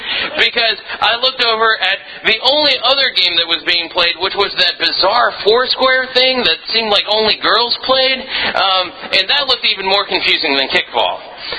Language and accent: English; Philippines; a lot of you know that I was raised in the Philippines as a missionary kid, and a lot of my stories and my sermons come from